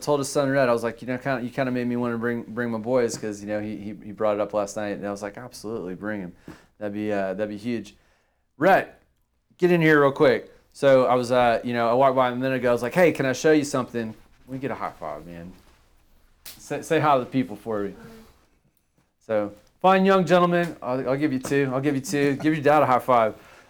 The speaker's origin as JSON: {"language": "English", "town": "Victoria", "region": "Texas", "country": "United States", "tie": "born or raised there", "said": "born and raised in Victoria."}